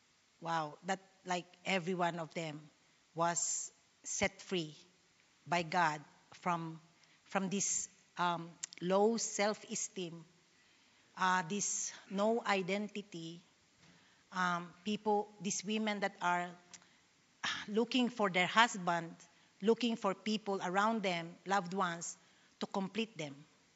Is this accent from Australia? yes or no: yes; Sydney, New South Wales, Australia; I don't know you. I'm from Sydney. I was just asked to speak here in Melbourne.